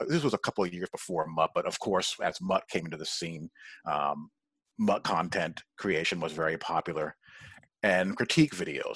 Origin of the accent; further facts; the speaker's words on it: New York, United States; I grew up in New York, a Notre Dame fan